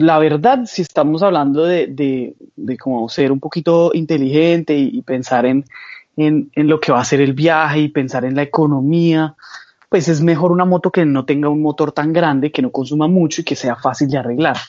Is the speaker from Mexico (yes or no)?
no; Colombia; moved away; yo soy un joven colombiano que ha sido muy soñador